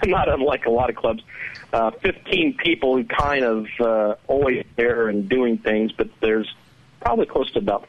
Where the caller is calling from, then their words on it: Danville, Indiana, United States; I'm calling from Danville, Indiana.